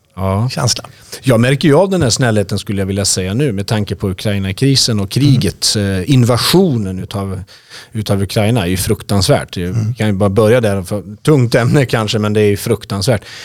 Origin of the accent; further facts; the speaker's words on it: Örebro, Örebro County, Sweden; Jag är en hängiven örebroare